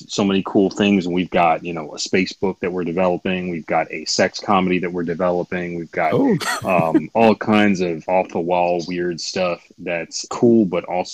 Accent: Grand Rapids, Michigan, United States; moved away as an adult; now in New York, United States; I'm from Michigan. Grand Rapids, Michigan. Yeah. I mean, I moved to the East Coast back in 2001, long, long time ago. But yeah, I spent most of my formative years in Michigan for a long time

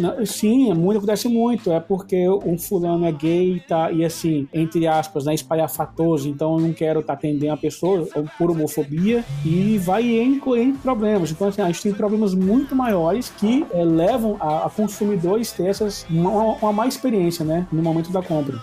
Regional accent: Brazil; como bom brasileiro que somos

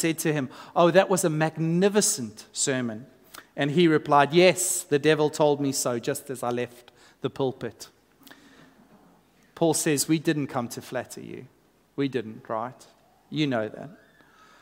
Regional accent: South Africa; now in Australia; as a South African coming into Australian culture

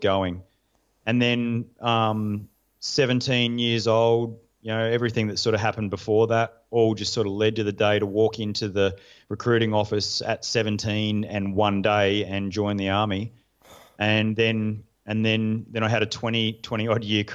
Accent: Australia; I used to identify as a Special Forces major from Australia

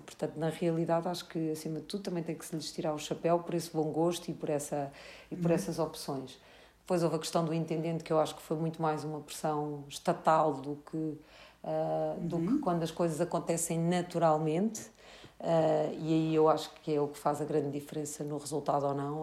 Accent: Lisbon, Portugal; nós, como lisboetas

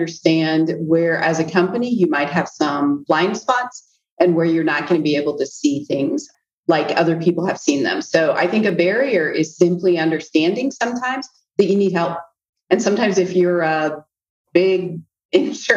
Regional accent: Central Iowa, United States; moved away as an adult; growing up in Central Iowa was home for me. So I came back to Central Iowa

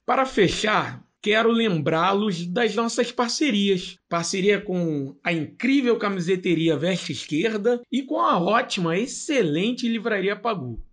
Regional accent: Rio de Janeiro, Brazil; nós somos um, um podcast da Zona Oeste do Rio, de educadores da Zona Oeste, mais precisamente de Campo Grande

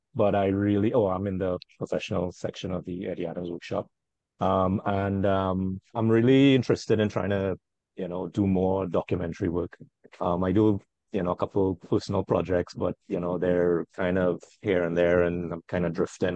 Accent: Trinidad & Tobago; I'm from Trinidad and Tobago.

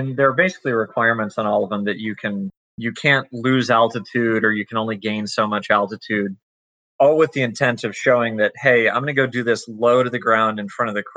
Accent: Greensboro, North Carolina, United States; I grew up in Greensboro, right near the airport

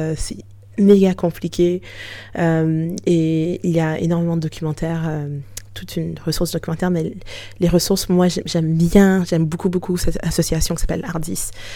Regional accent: Canada; moved away as an adult; also born or lived in Haiti; now in France; je suis née au Canada

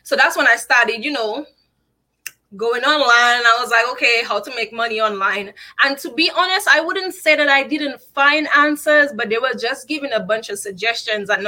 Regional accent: Dominica; moved away as an adult; now in United States; I'm from Dominica, not the Dominican Republic

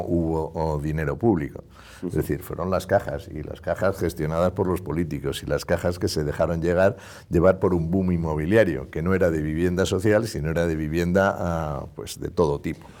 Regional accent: Spain

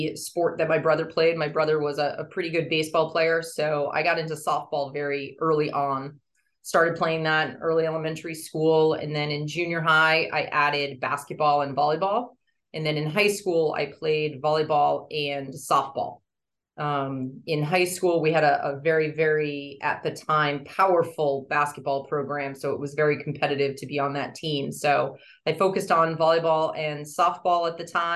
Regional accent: Nashua, New Hampshire, United States; I grew up in Nashua, New Hampshire

